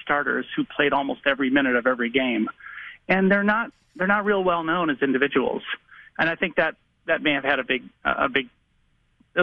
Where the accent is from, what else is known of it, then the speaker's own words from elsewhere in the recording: Chicago, Illinois, United States; my wife and I grew up in Chicago